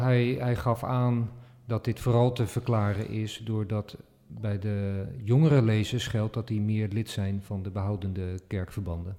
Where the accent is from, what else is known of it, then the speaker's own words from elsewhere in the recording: Netherlands; als Nederlanders